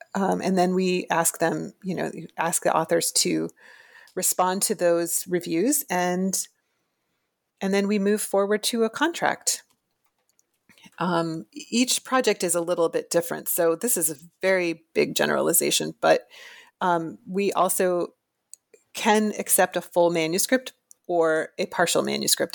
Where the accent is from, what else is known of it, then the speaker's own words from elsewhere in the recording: Florida, United States; moved away as an adult; I am from Florida originally, and I went to the University of Florida